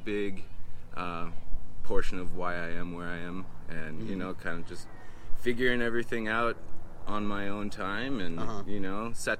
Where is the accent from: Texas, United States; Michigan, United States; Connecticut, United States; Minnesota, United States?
Minnesota, United States; Stillwater; now in Alaska, United States; Well, I grew up in Minnesota, a little town, Stillwater.